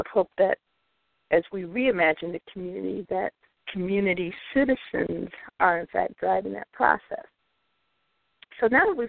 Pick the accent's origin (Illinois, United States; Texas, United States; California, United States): Illinois, United States; Chicago; I was born and raised in North Lawndale.